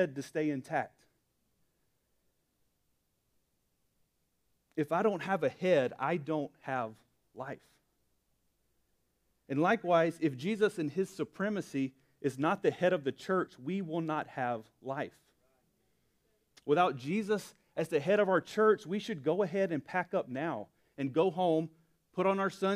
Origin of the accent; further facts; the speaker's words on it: Alabama, United States; Born and raised, lived just about my whole life in Alabama